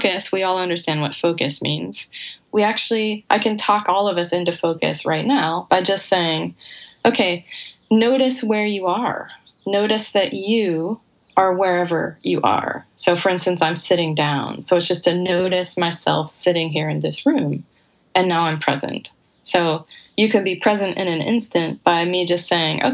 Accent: United States; being an American

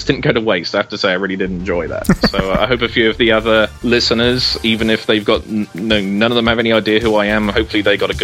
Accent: United Kingdom; now in United States; As you can probably tell from my accent, I'm from the UK. I'm the only one of my family that lives in the US

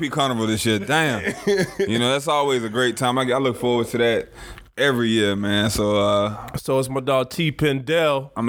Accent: Annapolis, Maryland, United States; now in Florida, United States; so I'm originally from um, Annapolis, Maryland.

